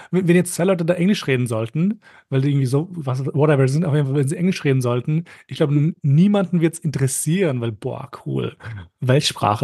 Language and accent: German; Vienna, Austria; ich fühle mich schon österreichisch, aber wobei eher wienerisch